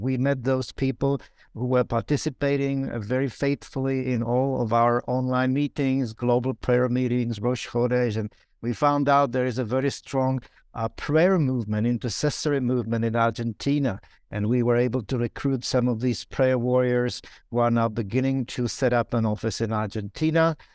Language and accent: English; Prague, Czechia; now in Israel; Prague, my hometown and my home country